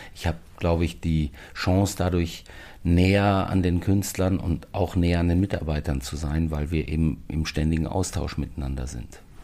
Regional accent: the Ruhr area, North Rhine-Westphalia, Germany; now in Berlin, Germany; die Heimatdialekte hört und die Sprache aus dem Pott

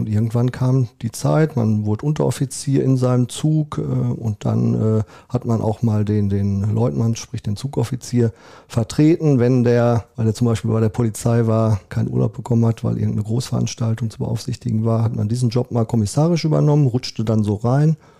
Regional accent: Neuengeseke, North Rhine-Westphalia, Germany; moved away as an adult; now in Paderborn, Germany; ich bin waschechter Neuengeseker, da aufgewachsen

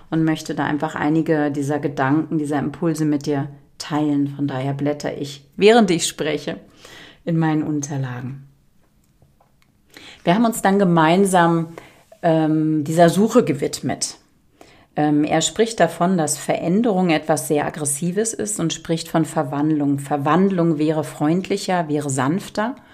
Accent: Berlin, Germany; ich habe die ersten zehn Jahre bin ich im Hochhaus aufgewachsen, 15 Stockwerke in Charlottenburg in der Angerburger Allee.

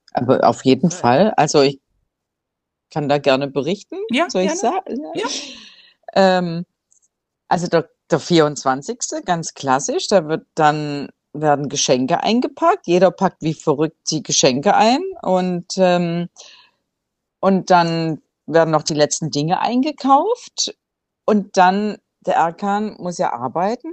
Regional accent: Swabia, Germany; now in Cambodia; wie man bei uns im Schwabenland so sagt

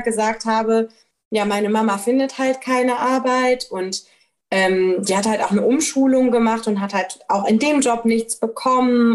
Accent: Rhineland-Palatinate, Germany; ich bin halt in Rheinland-Pfalz zur Schule gegangen

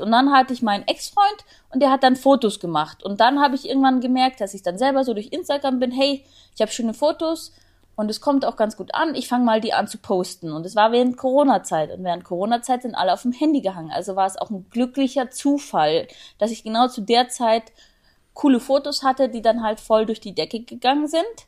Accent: Augsburg, Bavaria, Germany; ich komme aus Augsburg

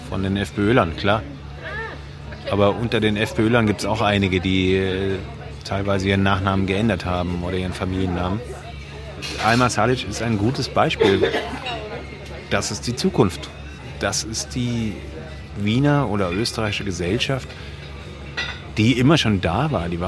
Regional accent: Baden-Württemberg, Germany; now in Vienna, Austria; Heute wird geschimpft über die Russlanddeutschen in meiner Heimat, wo ich herkomme, auf der Schwäbischen Alb.

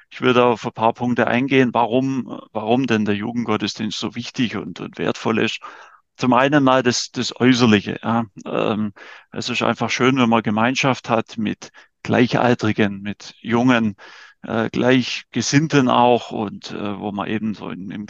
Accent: Wittershausen, Baden-Württemberg, Germany; die erste Hälfte meines Lebens habe ich in Wittershause in Mühlbach verbracht, also bin ein Kind des Bezirks

